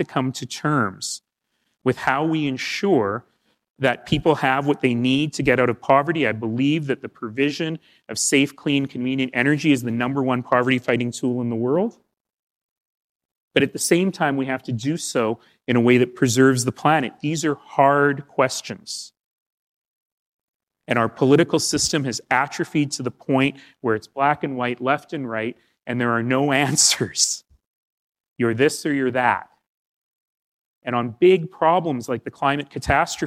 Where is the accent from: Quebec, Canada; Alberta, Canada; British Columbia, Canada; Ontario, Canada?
Alberta, Canada; I come from Alberta